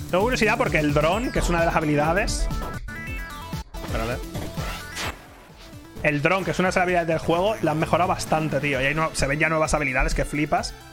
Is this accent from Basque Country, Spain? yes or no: no; Mallorca, Balearic Islands, Spain; No me sale barato ir a Japón porque soy de Mallorca, tío.